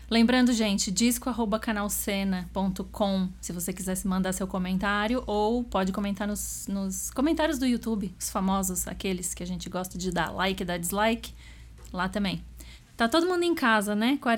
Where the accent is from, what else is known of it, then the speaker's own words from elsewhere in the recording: Porto Alegre, Rio Grande do Sul, Brazil; eu sou de Porto Alegre, no Rio Grande do Sul